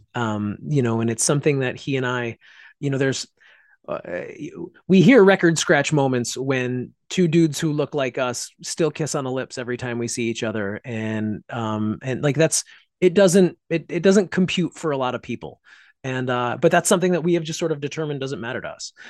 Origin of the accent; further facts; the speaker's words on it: Pittsfield, Massachusetts, United States; my hometown of Pittsfield, Massachusetts